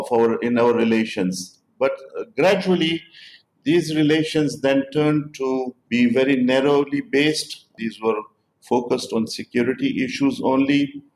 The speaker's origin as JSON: {"language": "English", "country": "Pakistan", "said": "I'm saying this as a Pakistani, and I'm saying this as a member and office bearer of Jamaat-e-Islami"}